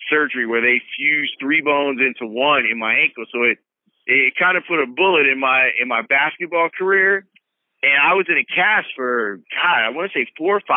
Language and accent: English; Chicago, Illinois, United States; born or raised there